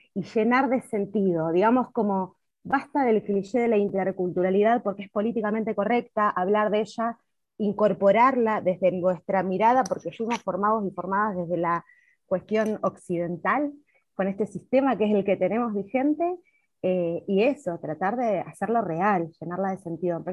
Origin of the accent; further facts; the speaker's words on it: Neuquén, Argentina; quienes somos neuquinos y neuquinas